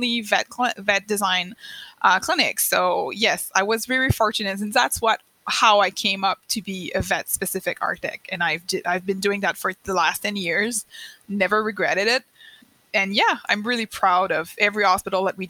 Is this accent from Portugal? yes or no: no; Eastern Canada, Canada; first language French; English is a second language; I'm French Canadian